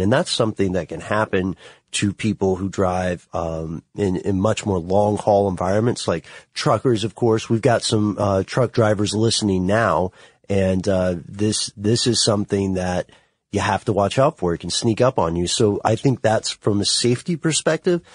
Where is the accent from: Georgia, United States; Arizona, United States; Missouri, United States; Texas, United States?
Georgia, United States; Ellenwood; I'm from Ellenwood, Stockbridge area, which is south of Atlanta